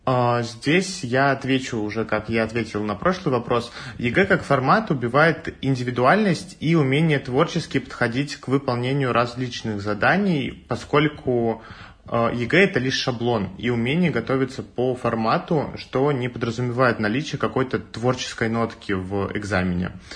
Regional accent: Tver, Tver Oblast, Russia; moved away as an adult; now in Moscow, Russia; я из Твери

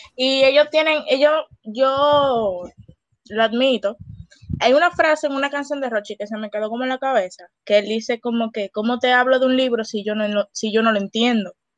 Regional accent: Dominican Republic; qué mal le hicimos nosotros al mundo como gente dominicana

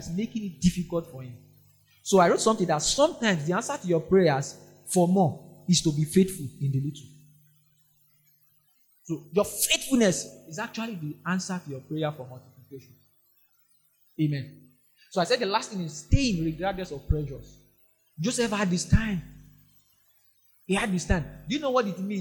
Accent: Nigeria; I'm only Nigerian there.

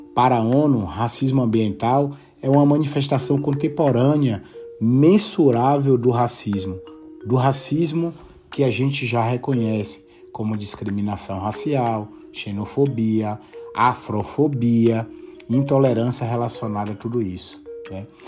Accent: interior of Bahia, Brazil; moved away as an adult; also born or lived in Brasília, Brazil; now in Salamanca, Spain; sou baiano do interior da Bahia

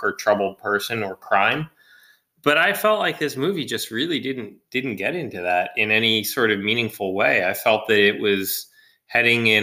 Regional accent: United States; we are an American audience

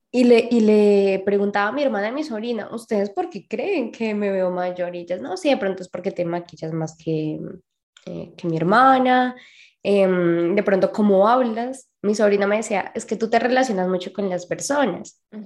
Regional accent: Colombia; de Colombia

